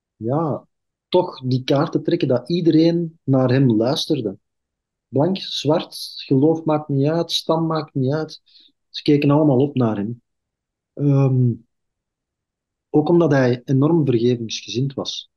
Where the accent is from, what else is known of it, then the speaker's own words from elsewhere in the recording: Belgium; ik ben zelf een Kempenaar